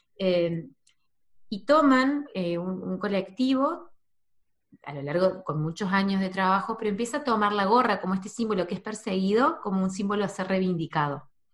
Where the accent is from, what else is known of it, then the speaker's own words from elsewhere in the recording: Argentina; also born or lived in New Zealand / Córdoba; yo en, Argentina, en mi pueblo